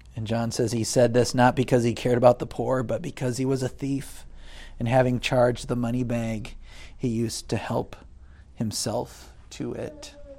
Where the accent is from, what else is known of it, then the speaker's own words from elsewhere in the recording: United States; as an American